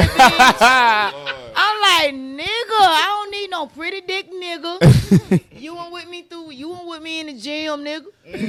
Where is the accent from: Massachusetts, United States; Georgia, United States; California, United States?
Georgia, United States; Atlanta; I'm from both sides. I'm from both sides. I'm born and raised in Atlanta.